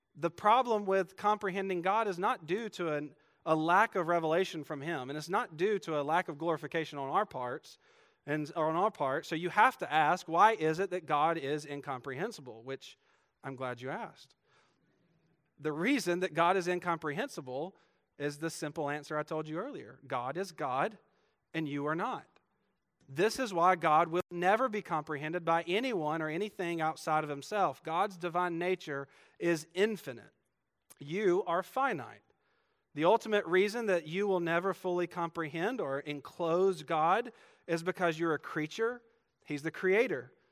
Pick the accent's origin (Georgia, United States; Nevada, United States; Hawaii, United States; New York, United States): Georgia, United States; moved away; I'm from Georgia.